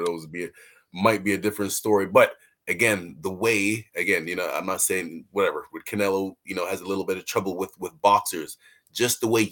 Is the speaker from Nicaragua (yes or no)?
no; Canada; we're from Canada.